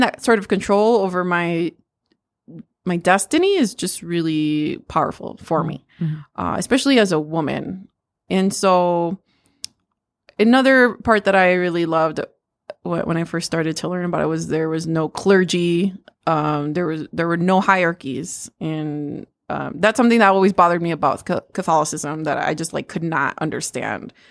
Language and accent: English; United States; I'm Mexican American. Um, I am the daughter of immigrants.